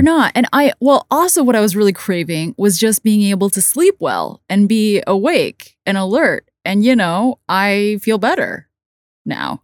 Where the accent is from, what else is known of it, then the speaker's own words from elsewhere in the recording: Hong Kong; also born or lived in United States; I did grow up as a kid for some years in the States, but the majority of my life I've spent in Hong Kong.